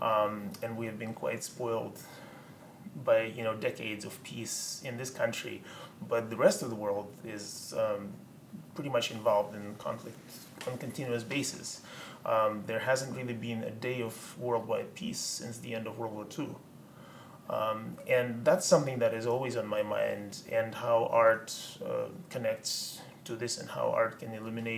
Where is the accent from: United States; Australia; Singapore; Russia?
Russia; growing up in Russia